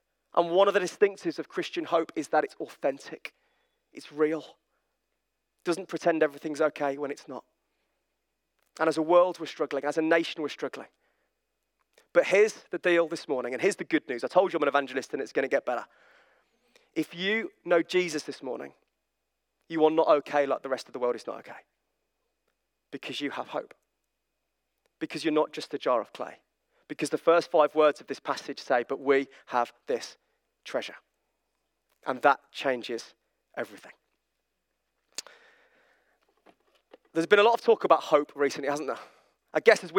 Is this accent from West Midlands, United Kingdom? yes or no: yes; Birmingham, West Midlands, United Kingdom; I'm from Birmingham